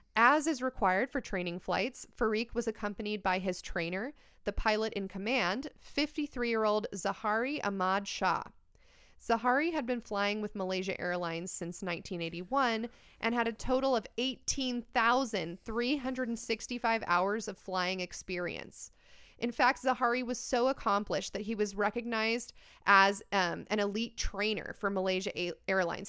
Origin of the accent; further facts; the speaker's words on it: United States; I am American